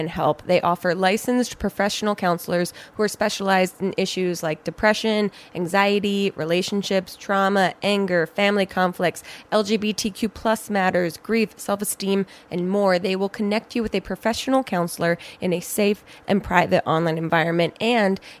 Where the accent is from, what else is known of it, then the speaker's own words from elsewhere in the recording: New Jersey, United States; New Jersey, my home state